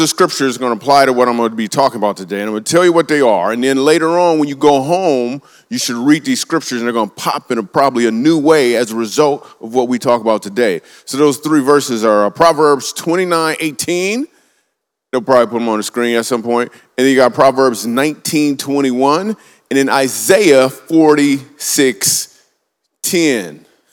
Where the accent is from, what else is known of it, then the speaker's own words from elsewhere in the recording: Grand Rapids, Michigan, United States; I grew up in Grand Rapids, Michigan